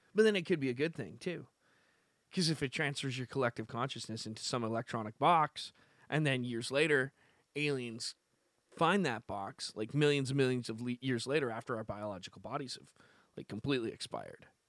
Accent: Canada; I'm from Canada

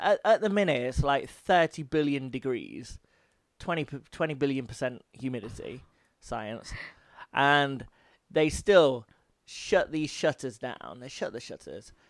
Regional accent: United Kingdom; I'm British

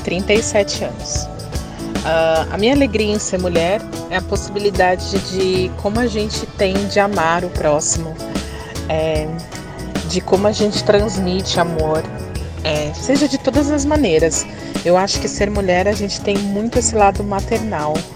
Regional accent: São Paulo, Brazil; sou de São Paulo, tenho 62 anos

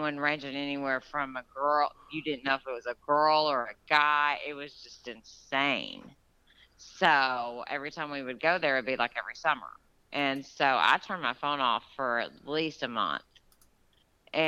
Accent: Georgia, United States; my hometown where I grew up in Georgia

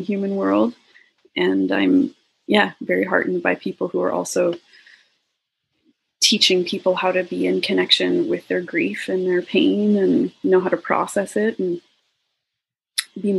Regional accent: Alberta, Canada; I grew up in Alberta

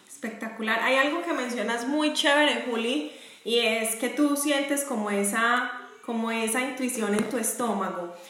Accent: Medellín, Antioquia, Colombia; now in Jacksonville, United States; yo estoy en Jacksonville, Florida, pero también soy de Medellín

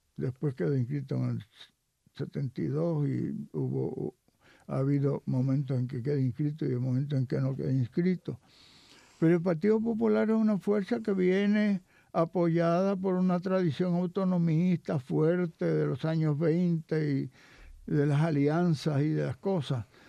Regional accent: Puerto Rico; nosotros no somos parte de Estados Unidos

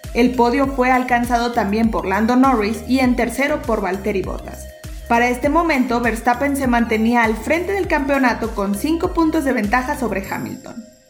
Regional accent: Mexico

